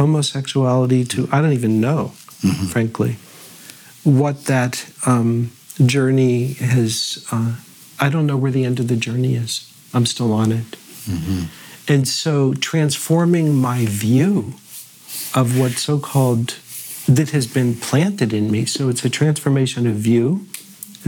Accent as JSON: {"language": "English", "town": "North Miami Beach", "region": "Florida", "country": "United States", "tie": "born or raised there", "also_born_or_lived": "Pittsburgh, Pennsylvania", "said": "I was born in Pittsburgh, mm-hmm. Squirrel Hill to be precise, mm-hmm. and lived there until I was 8, and then I moved to North Miami Beach, Florida."}